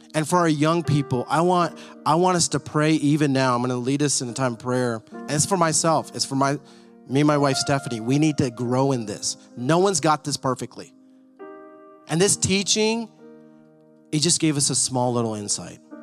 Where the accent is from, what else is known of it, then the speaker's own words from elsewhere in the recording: Dallas, Texas, United States; I grew up in Dallas